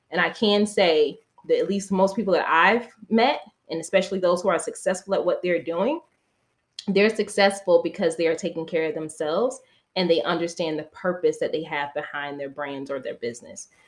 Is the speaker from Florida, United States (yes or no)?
yes; Florida, United States; where I grew up in the South, Florida.